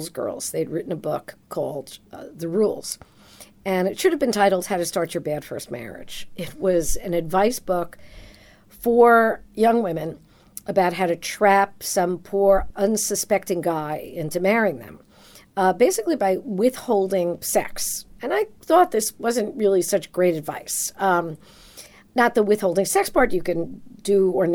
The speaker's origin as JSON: {"language": "English", "region": "New York", "country": "United States", "tie": "born or raised there", "said": "I grew up in New York."}